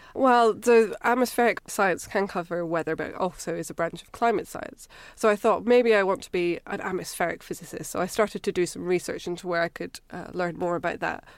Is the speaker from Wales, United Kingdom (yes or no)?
no; Edinburgh, Scotland, United Kingdom; accent: Scottish; moved away as an adult; now in Cambridge, United Kingdom; I grew up in Edinburgh